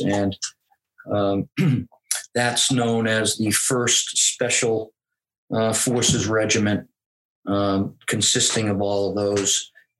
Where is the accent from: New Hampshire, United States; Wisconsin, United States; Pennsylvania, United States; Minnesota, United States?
New Hampshire, United States; Laconia; I was born and raised here in New Hampshire, been a resident of New Hampshire for 58 years, and I'm 58 years old. Loved this place, came back to it after I retired.